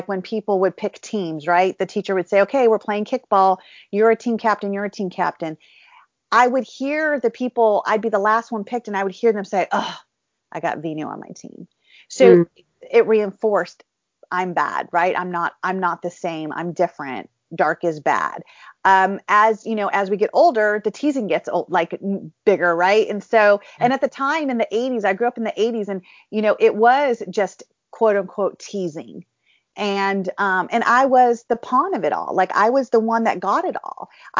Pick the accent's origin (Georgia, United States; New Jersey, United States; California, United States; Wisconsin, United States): California, United States; also born or lived in India; I was born and raised in California